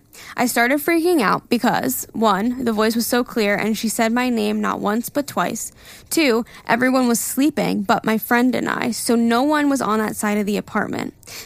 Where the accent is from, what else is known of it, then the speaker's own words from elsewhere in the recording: Ecuador; Like I said, I come from Ecuador, and artists usually never have concerts there because it's such a small country.